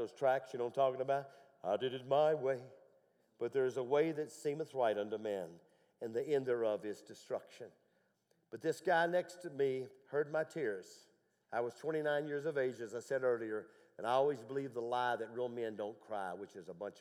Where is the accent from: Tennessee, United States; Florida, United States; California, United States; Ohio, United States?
Tennessee, United States; I went deer hunting growing up in Tennessee